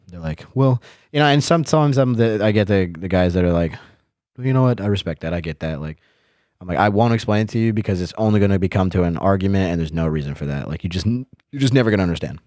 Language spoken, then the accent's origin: English; United States; moved away as an adult; now in Germany; as an American